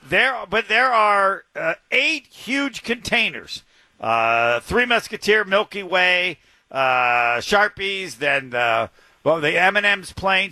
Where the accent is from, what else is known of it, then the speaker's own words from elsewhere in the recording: Indiana, United States; I'm from Indiana